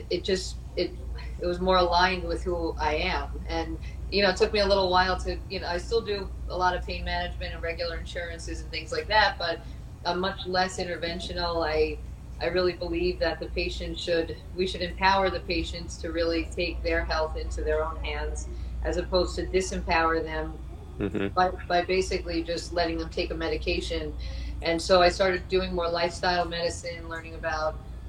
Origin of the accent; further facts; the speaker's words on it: Long Island, New York, United States; moved away as an adult; also born or lived in Florida; I'm originally from New York. I was raised on Long Island. I was there all throughout high school